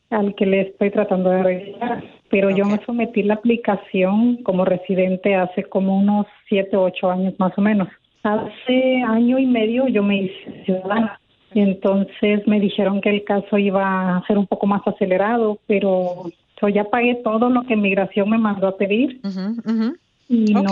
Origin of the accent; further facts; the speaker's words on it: Honduras; now in Mexico; el jovencito es hondureño, yo soy hondureña